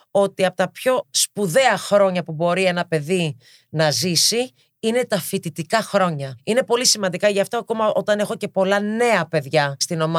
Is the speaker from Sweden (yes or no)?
yes; Partille, Västra Götaland, Sweden; also born or lived in Gothenburg; Έχω μεγαλώσει στο Γκέτεμπορ. Μετά πήγα και μεγάλωσα στο Δήμο του Πάρτιλε.